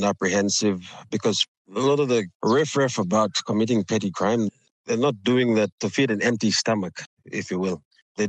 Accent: Port Moresby, National Capital District, Papua New Guinea; growing up in Port Moresby

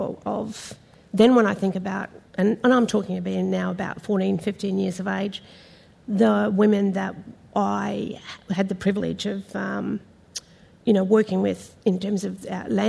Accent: Minjerribah, Queensland, Australia; my primary area of where I grew up was on Minjeriba, Stradbroke

